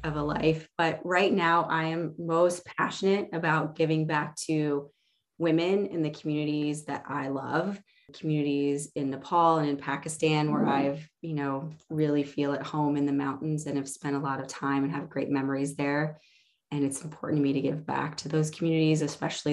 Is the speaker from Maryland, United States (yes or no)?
no; Lincoln, Illinois, United States; I grew up in a small farming community called Lincoln